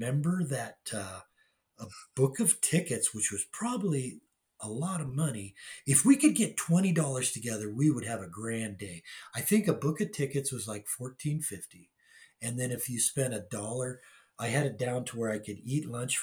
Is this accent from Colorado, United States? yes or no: no; Anaheim, California, United States; also born or lived in Long Beach, California; so I was born in Long Beach in 1955, the year Disneyland opened. And we moved to Anaheim in about, I think 58 or 57 or 58.